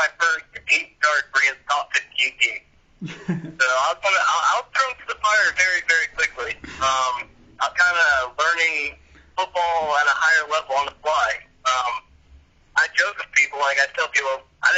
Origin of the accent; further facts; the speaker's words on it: Kansas City, United States; also born or lived in Virginia; I'm born and raised in Kansas City.